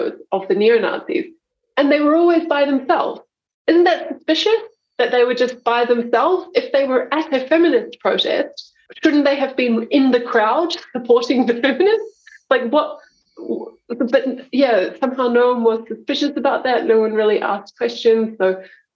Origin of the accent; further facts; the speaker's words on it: Taupo, Waikato, New Zealand; now in Melbourne, Australia; I'm a Kiwi. Yep. I grew up in Taupo.